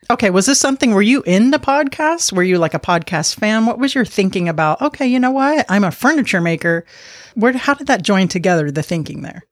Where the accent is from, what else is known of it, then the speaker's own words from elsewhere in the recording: Miami, Florida, United States; I'm from Miami, so I do speak some Spanish